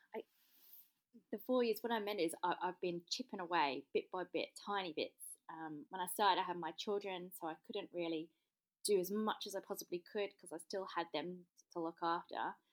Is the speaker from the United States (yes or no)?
no; London, United Kingdom; moved away as an adult; also born or lived in Melbourne / Sydney; now in Australia; I am in English. I come from South East London, but I have been here for twelve years